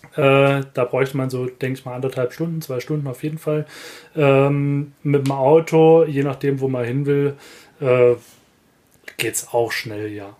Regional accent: Saxony, Germany; accent: Saxon; moved away; also born or lived in Cologne; ich bin Sachse.

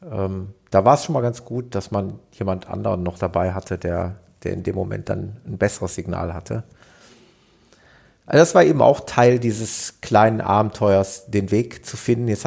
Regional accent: North Rhine-Westphalia, Germany

